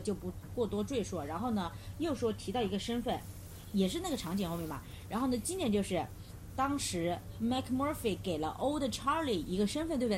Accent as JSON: {"language": "Chinese", "country": "China", "said": "我们中国人普遍是不信教"}